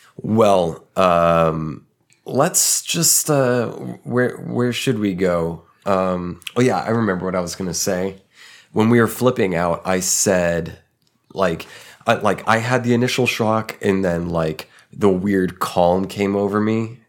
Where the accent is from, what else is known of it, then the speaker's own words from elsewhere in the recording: Tulsa, Oklahoma, United States; moved away as an adult; also born or lived in Texas; my hometown